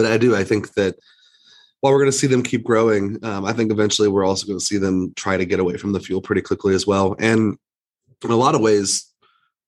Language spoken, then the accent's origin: English; West Virginia, United States; I grew up in West Virginia